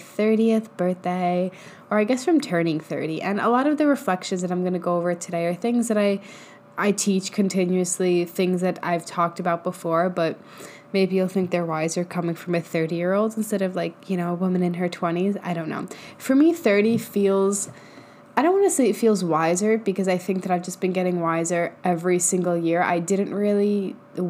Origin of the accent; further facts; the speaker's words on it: New York, United States; moved away as an adult; I grew up in New York for the first 23, 24 years of my life